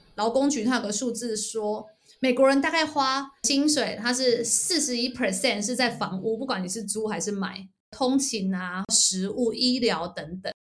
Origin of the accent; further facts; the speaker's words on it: Taiwan; moved away; 我们从台湾来